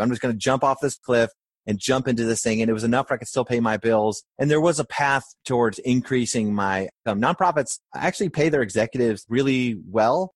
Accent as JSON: {"language": "English", "region": "rural Maine", "country": "United States", "tie": "born or raised there", "also_born_or_lived": "Philadelphia, Pennsylvania / Clearwater, Florida", "moved": "as an adult", "said": "I was born in Philadelphia where my grandfather was a chef, and my parents then moved to Maine, so from seven to seventeen, I grew up in rural Maine"}